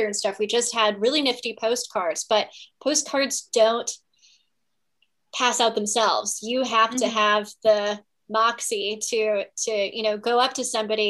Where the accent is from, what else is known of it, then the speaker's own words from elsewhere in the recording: Virginia, United States; I grew up in Virginia